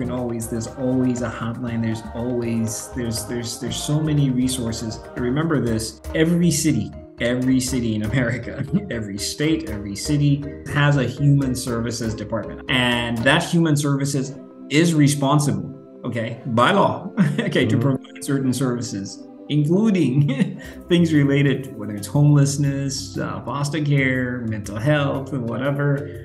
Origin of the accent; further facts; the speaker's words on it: Western Kenya, Kenya; moved away as an adult; also born or lived in St. Louis, Missouri / Indianapolis / Albuquerque, New Mexico; now in Seattle, United States; I'm from Western.